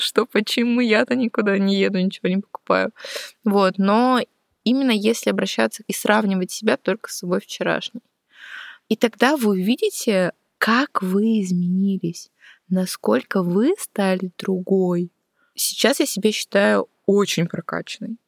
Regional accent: Udmurtia, Russia; also born or lived in Saint Petersburg; лет до пяти, до трё, четырёх мама щас с папой жили, потом вот мы уехали из Питера в Удмуртию

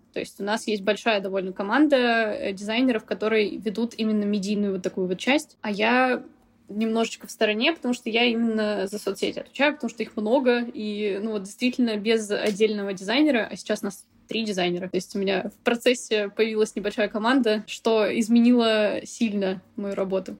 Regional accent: Novosibirsk, Novosibirsk Oblast, Russia; moved away; also born or lived in Moscow / Kaş, Turkey; Живя в Москве, я вообще из Новосибирска

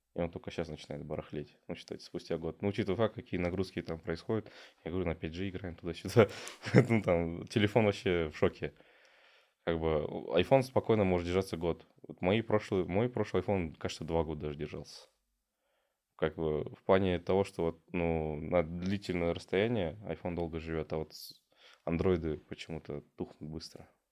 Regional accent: Ekibastuz, Pavlodar Region, Kazakhstan; я родом с Акибаса

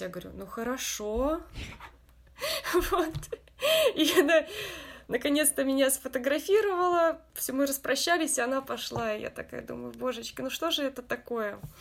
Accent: Russia; now in Japan; я из России

